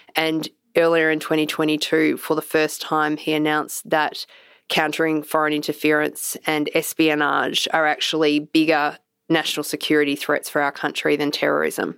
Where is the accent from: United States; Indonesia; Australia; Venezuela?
Australia; as an Australian